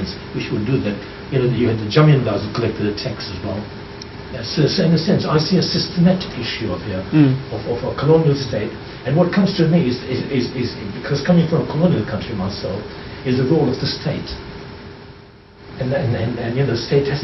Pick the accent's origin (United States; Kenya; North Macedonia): Kenya; I was born in Kenya